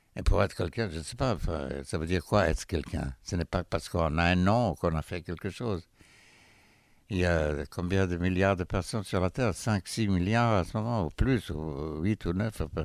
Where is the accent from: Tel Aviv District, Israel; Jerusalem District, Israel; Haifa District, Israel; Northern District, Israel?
Haifa District, Israel; Haifa; moved away; Haïfa, euh, c'est ma ville natale